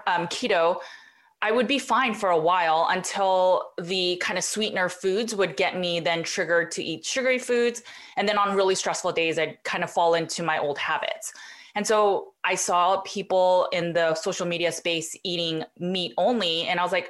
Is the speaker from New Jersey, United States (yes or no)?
no; Los Angeles, California, United States; also born or lived in Berkeley; I grew up in Los Angeles and then I went to Berkeley.